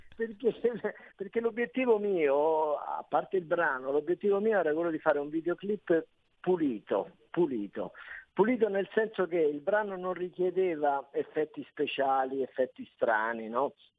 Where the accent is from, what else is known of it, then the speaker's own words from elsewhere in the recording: Rome, Lazio, Italy; io sono romano